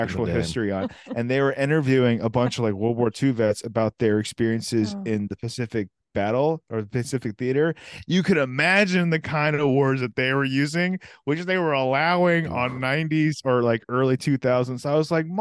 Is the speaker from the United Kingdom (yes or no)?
yes; United Kingdom; speaking as a British person